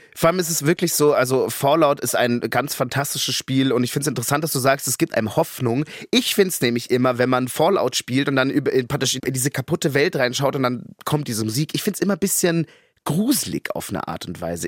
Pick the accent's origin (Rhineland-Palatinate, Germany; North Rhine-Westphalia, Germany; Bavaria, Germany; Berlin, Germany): Bavaria, Germany; Munich; Als Münchner